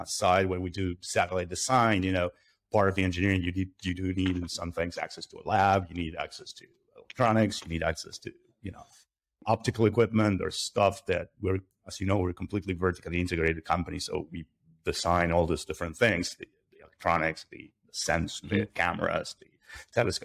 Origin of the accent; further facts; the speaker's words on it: Buenos Aires, Argentina; I'm originally from Argentina. I grew up not very far from where I'm sitting today